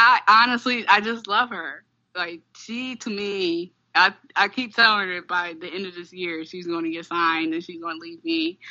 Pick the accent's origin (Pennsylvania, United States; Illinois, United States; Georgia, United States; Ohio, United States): Ohio, United States; Toledo; born or raised there